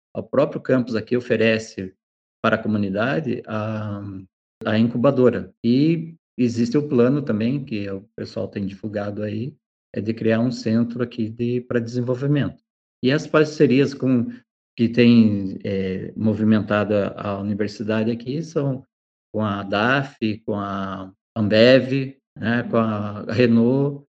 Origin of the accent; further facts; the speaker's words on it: Jaguariaíva, Paraná, Brazil; also born or lived in Medianeira; now in Ponta Grossa, Brazil; eu sou natural da cidade de Jaguareíva